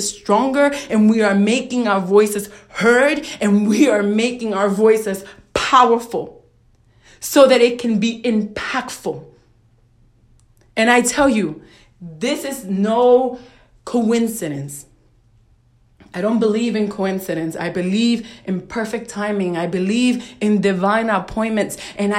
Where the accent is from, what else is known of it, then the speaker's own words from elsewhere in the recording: New York City, New York, United States; I am from Brooklyn, New York. I'm a Puerto Rican woman who was raised in a very challenging environment in a very challenging neighborhood